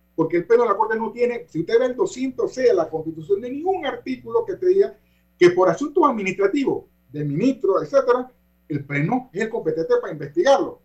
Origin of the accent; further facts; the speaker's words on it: Panama; nosotros los panameños